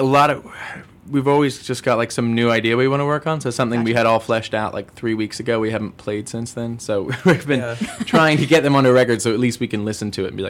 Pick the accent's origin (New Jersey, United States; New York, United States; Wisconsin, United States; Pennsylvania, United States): New Jersey, United States; also born or lived in Germany; now in Chicago, United States; I was born in Germany, but grew up in, like, New Jersey, so not quite as romantic as that sounds.